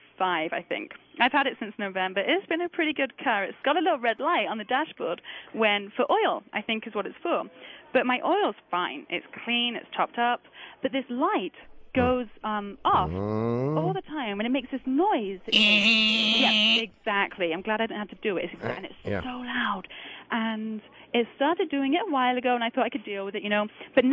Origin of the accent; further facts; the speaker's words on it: England, United Kingdom; now in Salt Lake City, United States; Not a Utah accent, huh?